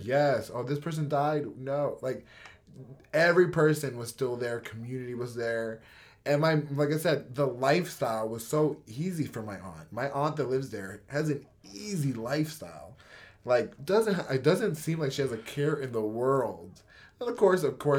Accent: United States; also born or lived in Washington, D.C. / New York; how I grew up in America

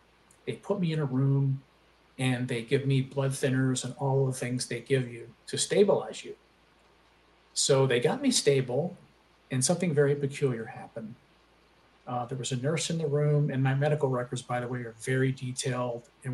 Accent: Aliquippa, Pennsylvania, United States; now in Charlotte, United States; I was born and raised in a little steel town outside of Pittsburgh called Aliquippa, Pennsylvania

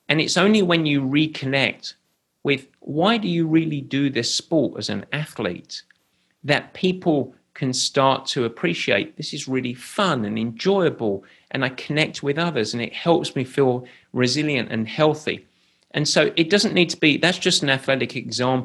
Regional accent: England, United Kingdom; I'm English

